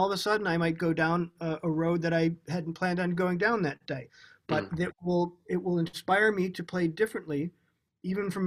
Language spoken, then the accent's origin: English; United States; growing up in America